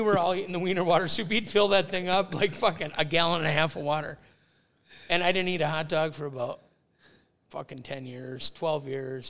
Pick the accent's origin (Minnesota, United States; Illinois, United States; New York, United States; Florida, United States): Minnesota, United States; Woodbury; we grew up in Woodbury, but we were like 3M Woodbury